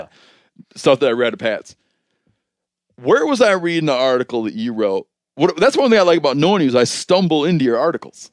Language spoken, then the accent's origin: English; Michigan, United States; moved away; I grew up in Michigan